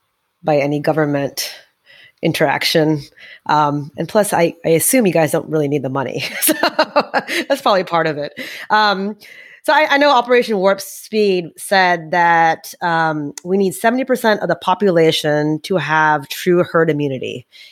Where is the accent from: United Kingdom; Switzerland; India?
India; So we're both obviously from India.